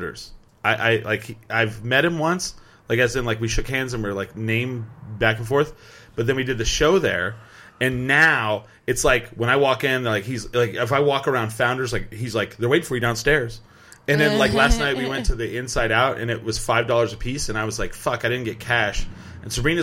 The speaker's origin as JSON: {"language": "English", "town": "Albuquerque", "region": "New Mexico", "country": "United States", "said": "we're still from Albuquerque"}